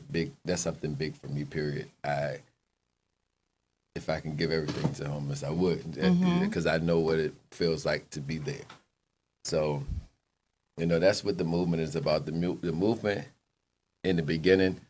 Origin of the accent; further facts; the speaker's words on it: Richmond, Virginia, United States; moved away as an adult; now in Fredericksburg, United States; I moved to Fredericksburg from Richmond a couple years ago